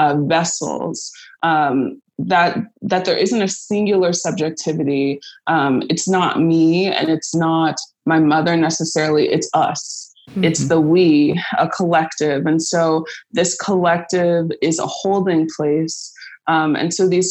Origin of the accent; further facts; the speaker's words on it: Pasadena, California, United States; moved away as an adult; also born or lived in Chicago; I'm originally from Pasadena, California